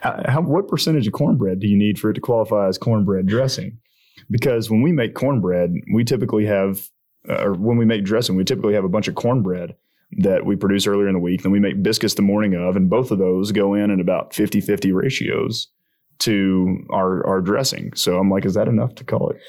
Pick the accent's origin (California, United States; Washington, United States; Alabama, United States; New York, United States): Alabama, United States; I'm from Alabama